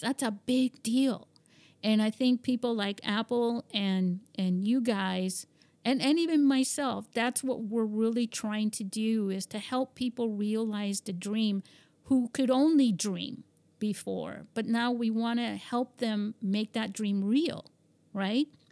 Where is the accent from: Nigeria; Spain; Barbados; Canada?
Spain; moved away; I grew up in Spain and, and my father was American